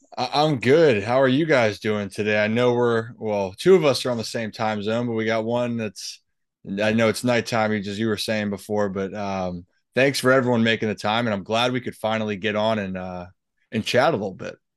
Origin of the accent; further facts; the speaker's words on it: Baltimore, Maryland, United States; growing up in Baltimore